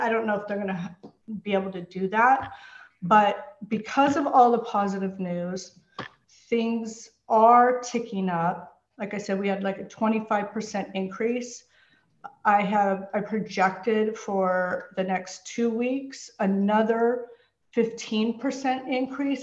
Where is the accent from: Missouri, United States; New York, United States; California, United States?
California, United States; San Francisco Bay Area; moved away as an adult; now in Los Angeles, United States; I grew up in the San Francisco Bay Area.